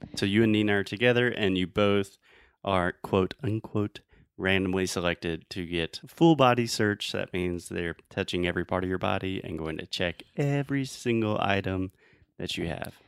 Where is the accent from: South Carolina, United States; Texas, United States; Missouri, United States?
South Carolina, United States; Spartanburg; Spartanburg, which is my hometown